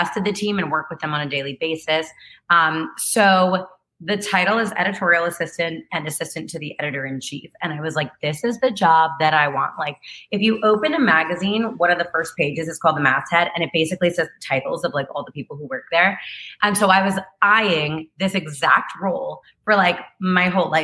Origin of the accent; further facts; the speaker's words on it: Chatham, New Jersey, United States; I'm from New Jersey and I'm from Chatham, which is only like 20 minutes from where you're from